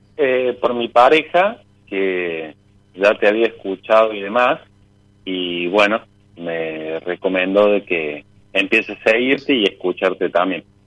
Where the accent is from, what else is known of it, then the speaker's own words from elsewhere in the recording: Córdoba, Argentina; Soy de Córdoba Capital.